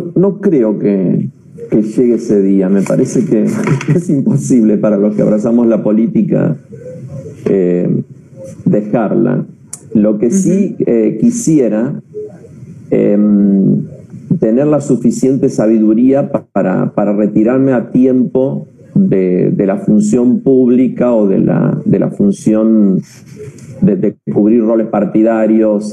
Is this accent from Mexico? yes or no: no; Buenos Aires Province, Argentina; also born or lived in La Plata; los bonaerenses eh, podamos tener una identidad que nos enorgullezca